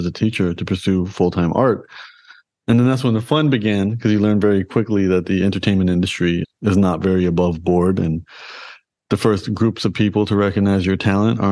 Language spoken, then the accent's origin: English; Toronto, Ontario, Canada; I was born and raised in Toronto in Canada